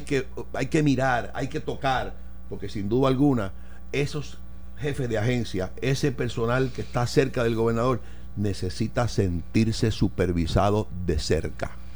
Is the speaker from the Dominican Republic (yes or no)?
no; Puerto Rico; como puertorriqueño